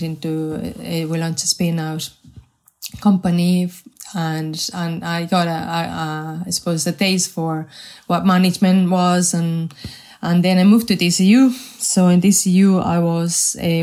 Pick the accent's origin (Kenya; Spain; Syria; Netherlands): Spain; English is a second language; moved away as an adult; also born or lived in Madrid; now in Ireland; I wasn't born in Ireland. But funny enough, I have spent more time in Ireland than I have spent in my home country in Spain.